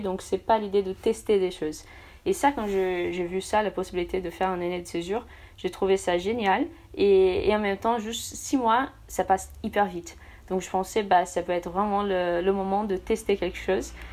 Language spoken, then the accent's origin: French; São Paulo, Brazil; French is a second language; moved away as an adult; also born or lived in Paris, France; now in France; je suis brésilienne, donc du coup, je viens de São Paulo